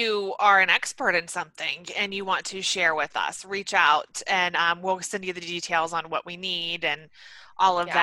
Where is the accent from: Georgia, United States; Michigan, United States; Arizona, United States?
Georgia, United States; Atlanta; moved away; I'm from Atlanta